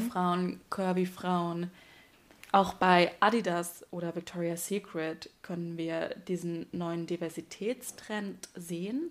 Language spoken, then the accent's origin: German; southwest Germany, Germany; ich komme aus dem Südwesten